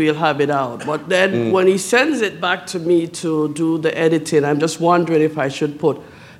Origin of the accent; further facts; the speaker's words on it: Jamaica; I'm from Jamaica, obviously.